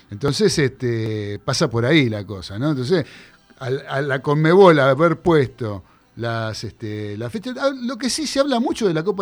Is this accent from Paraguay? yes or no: no; Argentina; Como somos los argentinos, ¿viste?